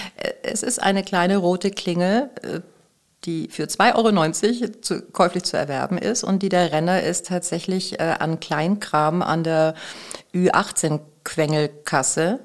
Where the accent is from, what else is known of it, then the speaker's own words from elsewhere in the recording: Bavaria, Germany; moved away as an adult; also born or lived in Augsburg; now in Hamburg, Germany; ich komme aus Bayern